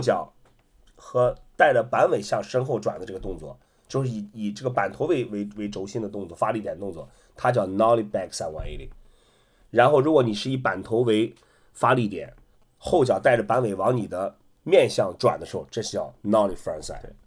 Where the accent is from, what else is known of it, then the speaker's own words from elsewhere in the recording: Qingdao, Shandong, China; 我也是山东的，我是山东青岛的